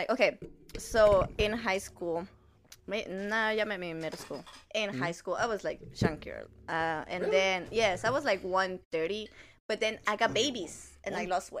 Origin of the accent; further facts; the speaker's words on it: Dalton, Georgia, United States; also born or lived in Mazatlán, Sinaloa, Mexico / Texas; I was born in Mexico, but raised pretty much in Dalton